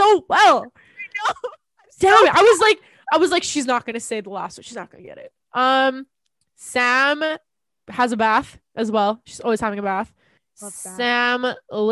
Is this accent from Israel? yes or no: no; Canada; I was like, Canada